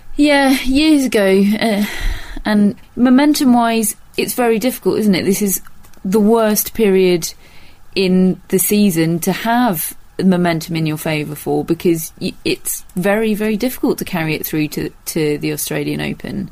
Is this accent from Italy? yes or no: no; United Kingdom; a British tennis fan